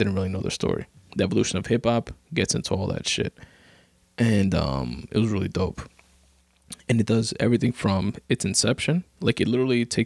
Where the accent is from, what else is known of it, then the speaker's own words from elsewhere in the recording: New York City, New York, United States; I live in New York, right? I'm from Queens.